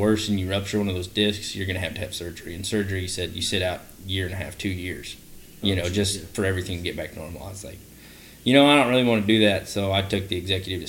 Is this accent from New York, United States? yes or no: no; College Station, Texas, United States; also born or lived in Idaho; I'm from Idaho. You know, that's where mom and dad raised. I was born in Idaho. And they rodeoed. Dad rode bulls. Mom ran barrels. And I guess in 2000, family moved to Texas.